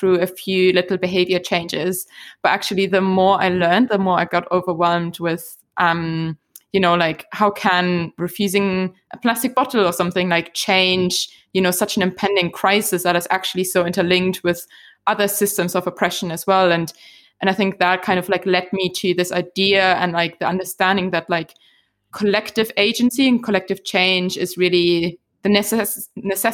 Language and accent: English; Germany; moved away as an adult; now in Scotland, United Kingdom; growing up in Germany